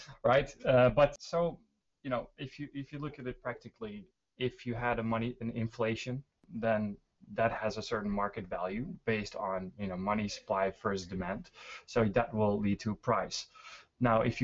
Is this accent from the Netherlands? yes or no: yes; Netherlands; now in Stockholm, Sweden; I am originally from the Netherlands, living in Sweden, Stockholm